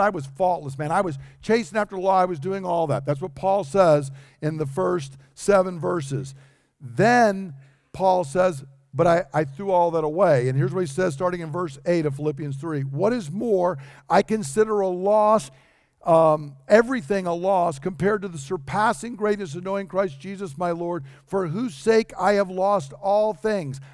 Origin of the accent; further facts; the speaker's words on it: United States; I'm an American